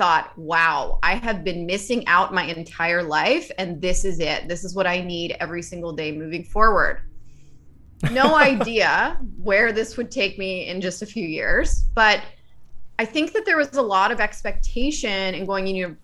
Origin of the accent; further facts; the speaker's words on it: Northern Virginia, United States; I grew up in Northern Virginia, so outside of Washington, D.C.